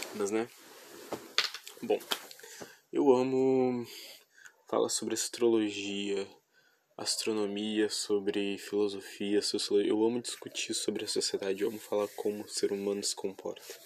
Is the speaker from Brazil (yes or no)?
yes; Rio Grande do Sul, Brazil; eu sou do Rio Grande do Sul